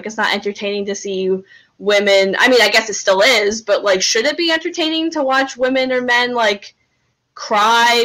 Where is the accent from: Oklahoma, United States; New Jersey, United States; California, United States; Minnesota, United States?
New Jersey, United States; I'm from New Jersey, which is, like, pretty close to Pennsylvania.